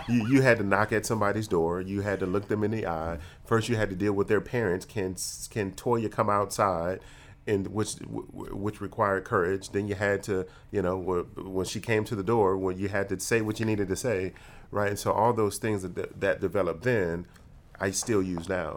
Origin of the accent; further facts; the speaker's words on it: Detroit, Michigan, United States; my emotional intelligence was formed growing up in Detroit